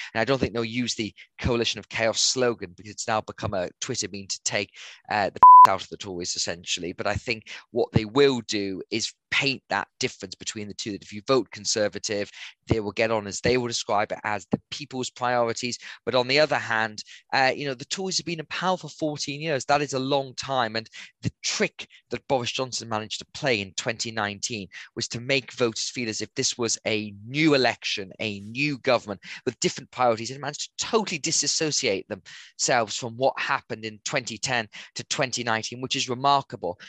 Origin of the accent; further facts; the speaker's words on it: Gateshead, North East England, United Kingdom; also born or lived in Durham; I grew up in Gateshead and went to um, school in Newcastle